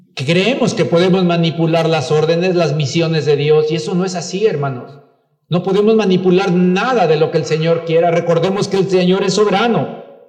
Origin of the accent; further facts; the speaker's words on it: Mexico; Claro que somos mexicanos